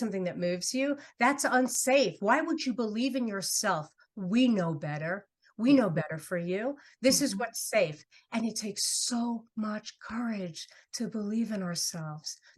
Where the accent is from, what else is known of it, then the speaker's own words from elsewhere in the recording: New York City, New York, United States; moved away; I'm from New York City originally